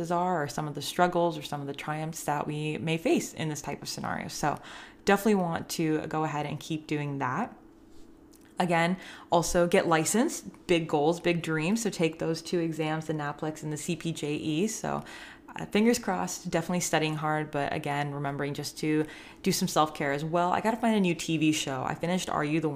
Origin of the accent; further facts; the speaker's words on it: Northern California, United States; I'm from Northern California